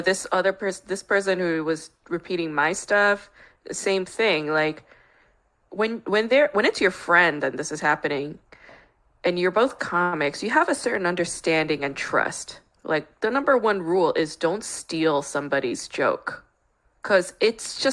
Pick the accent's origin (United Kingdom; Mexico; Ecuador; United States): United States; New York; now in Los Angeles, United States; I grew up in New York